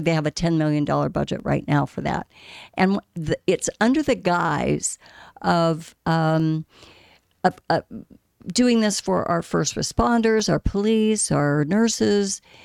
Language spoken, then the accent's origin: English; Scottsdale, Arizona, United States; native Arizonan. I grew up in Scottsdale